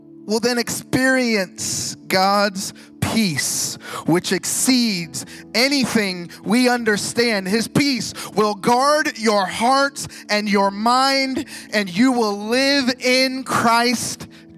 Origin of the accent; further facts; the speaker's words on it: Ohio, United States; now in Fort Pierce, United States; I grew up here in Ohio